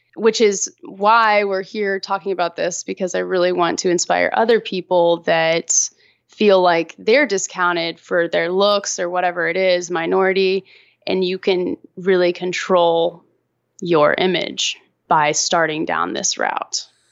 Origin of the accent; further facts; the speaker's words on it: Austin, Texas, United States; also born or lived in Los Angeles; decided to move back to Austin, my hometown, and moved back here